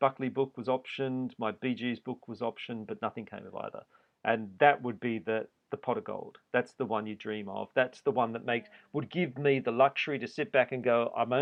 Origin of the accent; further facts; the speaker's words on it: Australia; moved away as an adult; also born or lived in New York; being Australian.